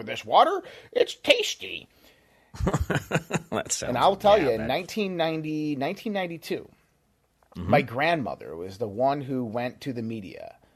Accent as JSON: {"language": "English", "town": "Caledonia", "region": "New York", "country": "United States", "tie": "born or raised there", "said": "I grew up in Caledonia"}